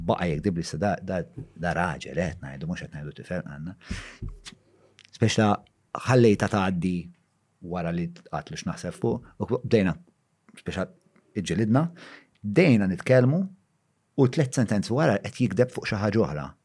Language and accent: Maltese; Malta; għandna aħna bħala Maltin